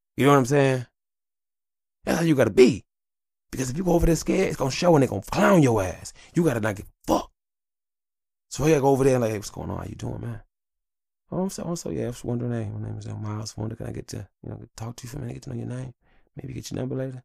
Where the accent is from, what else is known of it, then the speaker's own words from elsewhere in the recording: Detroit, Michigan, United States; I was born in Detroit, I wanna die in Detroit